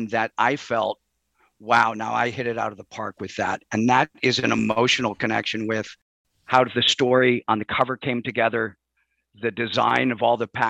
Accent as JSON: {"language": "English", "town": "Chicago", "region": "Illinois", "country": "United States", "tie": "born or raised there", "moved": "as an adult", "said": "I grew up in Chicago"}